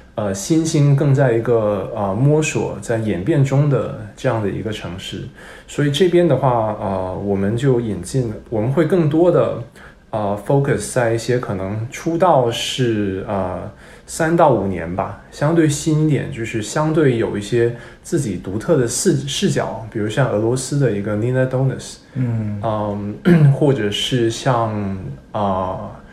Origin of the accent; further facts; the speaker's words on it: Hong Kong; first language Cantonese; Chinese is a second language; moved away as an adult; also born or lived in United States / Beijing; 其实是我还没有去过北京呢，我是在香港长大的